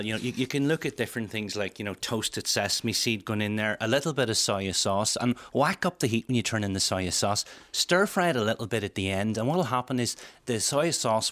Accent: Welsh, Wales, United Kingdom; being Welsh

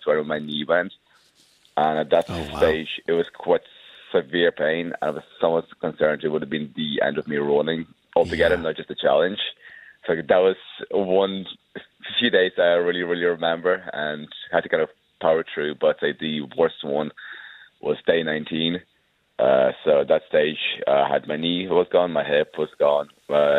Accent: Wicklow, Leinster, Ireland; also born or lived in Ukraine; I was born in Ukraine, but I grew up and lived up most of my life in Wicklow Town.

